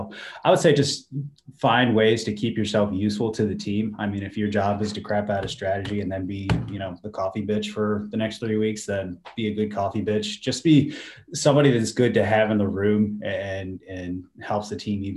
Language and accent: English; Mechanicsville, Virginia, United States; I'm from Mechanicsville, so I went to Atlee High School